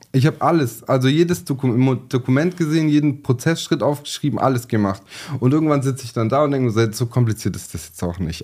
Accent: Sindelfingen, Baden-Württemberg, Germany; geboren in Sindelfing, ähm, von der Hauptschule alle Schulen nachgeholt

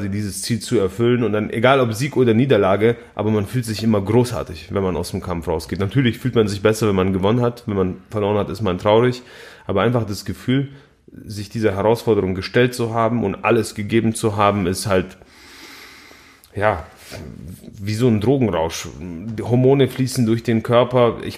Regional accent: Poland; Zu denen gehöre ich nicht, ich bin Pole.

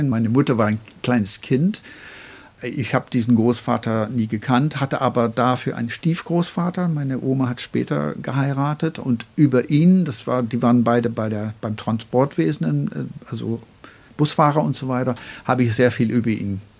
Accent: Northern Ireland, United Kingdom; German is a second language; Ich bin hauptsächlich Ihre. Aber in Irland komme ich auch aus dem Norden.

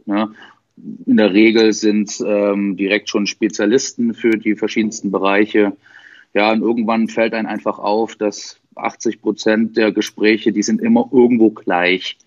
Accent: Dresden, Saxony, Germany; ich bin 30, bin aus Dresden

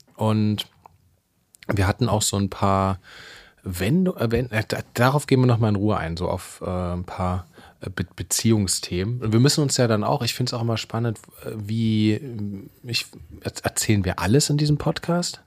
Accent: Leipzig, Saxony, Germany; moved away; also born or lived in Berlin; ich komme aus Leipzig

